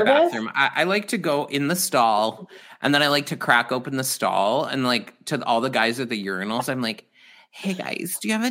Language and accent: English; Mesa, Arizona, United States; I grew up in East Mesa, and I like a little more diversity. You know, where I grew up, there was not diversity